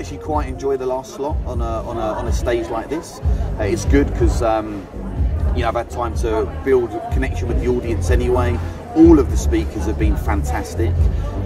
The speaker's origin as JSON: {"language": "English", "area": "Essex", "region": "East of England", "country": "United Kingdom", "said": "from Essex, I'm a normal guy."}